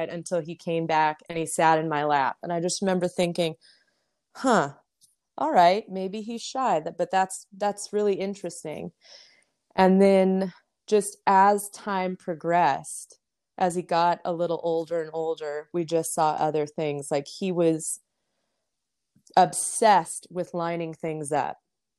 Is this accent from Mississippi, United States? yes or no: no; Las Vegas, Nevada, United States; growing up in Las Vegas, I think you could be out 24/7 for 3 months and still never see anybody you knew, because it was just such a big town.